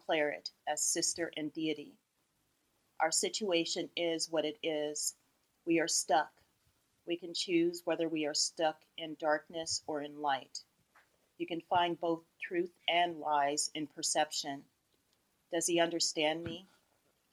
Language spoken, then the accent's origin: English; Los Angeles, California, United States; growing up in Los Angeles